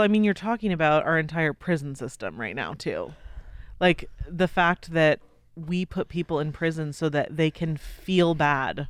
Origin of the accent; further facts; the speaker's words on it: United States; we're American